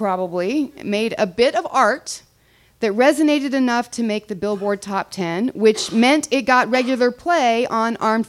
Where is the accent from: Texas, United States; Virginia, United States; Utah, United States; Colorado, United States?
Texas, United States; also born or lived in Germany; I grew up in Germany and Texas. I come from a long line of military daughters and wives, 4 generations of them.